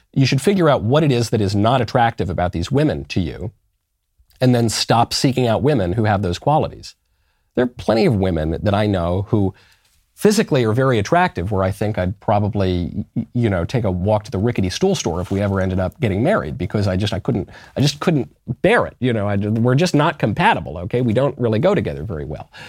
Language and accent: English; New York, United States; I'm a New Yorker